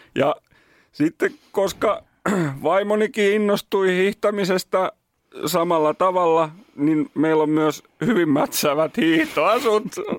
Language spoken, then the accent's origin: Finnish; Nummela, Uusimaa, Finland; mä oon Nummelasta